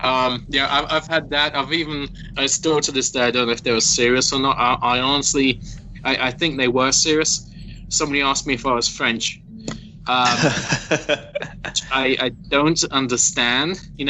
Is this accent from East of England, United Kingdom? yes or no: yes; Stopsley, East of England, United Kingdom; I come from Stopsley, which is a village that was kind of swallowed up into Luton many, many moons ago.